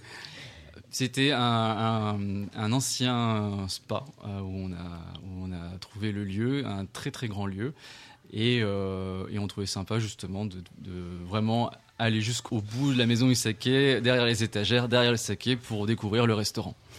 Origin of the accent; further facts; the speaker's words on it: Paris, Île-de-France, France; also born or lived in Tokyo, Japan; Ma mère est tunisienne et mon père est chino-cambodgien et je suis né à Paris